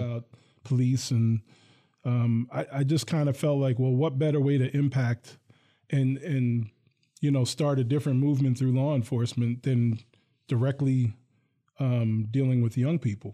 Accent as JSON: {"language": "English", "town": "Hillsdale", "region": "New Jersey", "country": "United States", "tie": "born or raised there", "moved": "yes", "lives_now": "Lansing, United States", "said": "I grew up in a town called Hillsdale."}